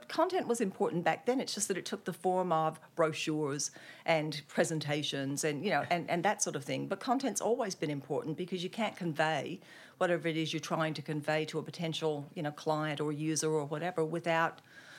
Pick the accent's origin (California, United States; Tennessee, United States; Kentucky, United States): Tennessee, United States; Nashville; also born or lived in Germany; now in Australia; Well, I'm from Nashville, Tennessee, but kind of by way of the US Army. My dad was actually a career Army officer in the US Army